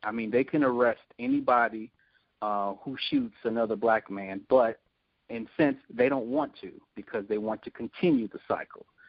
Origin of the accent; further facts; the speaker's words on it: Chicago, Illinois, United States; I'm from Chicago